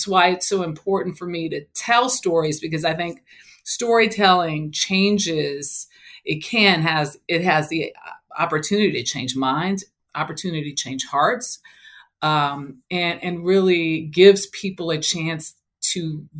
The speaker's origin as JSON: {"language": "English", "town": "Los Angeles", "region": "California", "country": "United States", "tie": "born or raised there", "said": "So I grew up in South Central Los Angeles. And I grew up in my neighborhood, middle class families with, you know, mothers and fathers."}